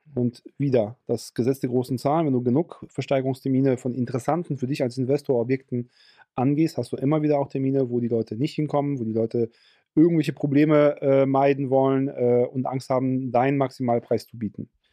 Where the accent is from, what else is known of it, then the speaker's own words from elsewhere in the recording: Ruhr area, North Rhine-Westphalia, Germany; bei uns im Ruhrgebiet